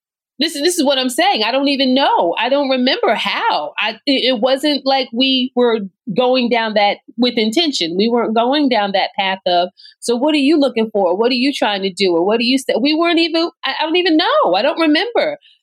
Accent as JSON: {"language": "English", "town": "Orange", "region": "New Jersey", "country": "United States", "tie": "born or raised there", "also_born_or_lived": "North Carolina", "said": "I am from Orange, New Jersey, born and raised"}